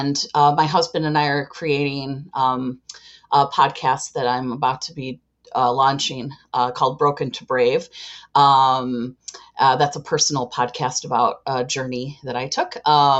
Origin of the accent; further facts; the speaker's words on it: Chicago, Illinois, United States; and I am from Chicago, Illinois.